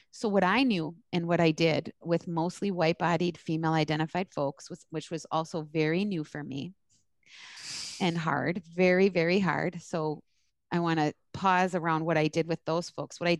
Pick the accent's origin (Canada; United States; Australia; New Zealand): United States; East Coast; yeah, I'm from the East Coast. I'm Arab.